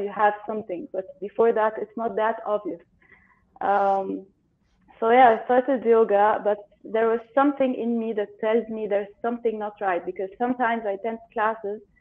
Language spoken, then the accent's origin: English; Cairo, Cairo Governorate, Egypt; I'm in Egypt. I'm from Egypt. In Cairo.